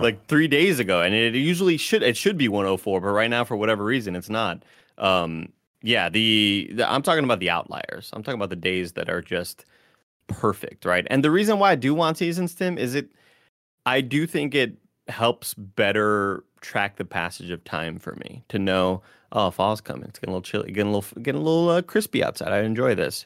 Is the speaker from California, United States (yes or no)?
no; Texas, United States; now in San Francisco, United States; I'm from Texas, and this is kind of what I'm used